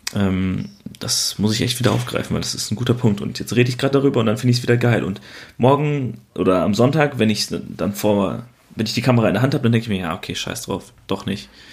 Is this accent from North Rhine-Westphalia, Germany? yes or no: yes; Waldbröl, North Rhine-Westphalia, Germany; in meiner Heimat ähm, gibt es quasi nichts, was spannend ist. Ne? Also im wunderschönen Waldbrüll